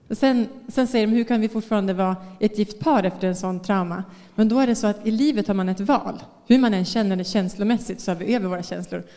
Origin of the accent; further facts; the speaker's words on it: Västerås, Västmanland, Sweden; moved away as an adult; now in Bangkok, Thailand; Jag är från Västerås, det är några timmar härifrån